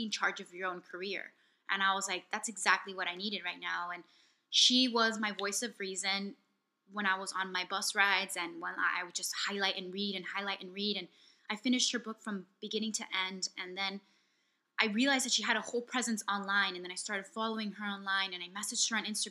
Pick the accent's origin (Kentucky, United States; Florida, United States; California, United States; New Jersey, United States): Florida, United States; Miami; I'm from Miami